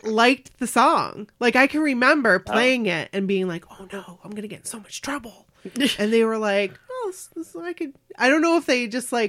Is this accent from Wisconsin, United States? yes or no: no; Bangor, Maine, United States; we are from Bangor, Maine, and you were here in 2016.